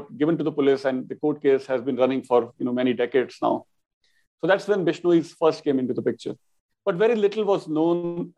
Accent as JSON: {"language": "English", "region": "Rajasthan", "country": "India", "tie": "born or raised there", "said": "Rajasthan, my home state, by the way, and not too far from where I was born"}